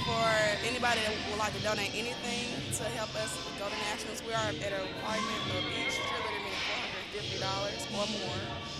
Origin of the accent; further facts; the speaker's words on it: Lincoln, Alabama, United States; I'm from Lincoln, Alabama